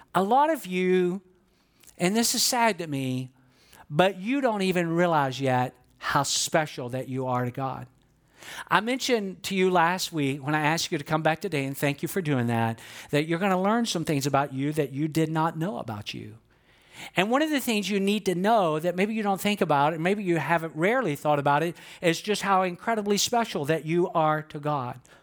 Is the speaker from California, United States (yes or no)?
no; Georgia, United States; I'm from Georgia